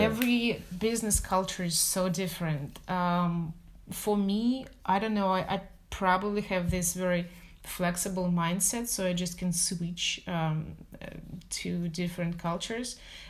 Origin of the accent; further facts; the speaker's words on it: Moscow, Russia; moved away; I'm from Moscow originally.